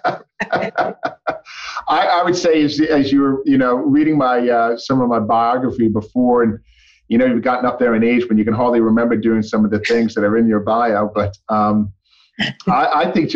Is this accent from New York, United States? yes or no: yes; New York, United States; moved away; growing up in New York